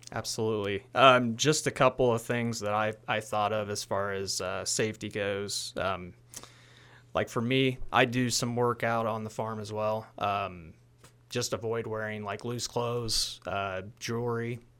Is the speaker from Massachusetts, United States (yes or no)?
no; Hamilton, Illinois, United States; I'm originally from Hamilton, Illinois